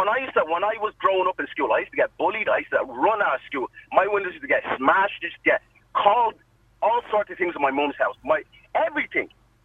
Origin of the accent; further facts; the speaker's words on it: Ireland; I'm of an African background myself, and my mum has lived in this country for about 35 years plus. So my mum is Irish. She's Irish herself. I'm Irish.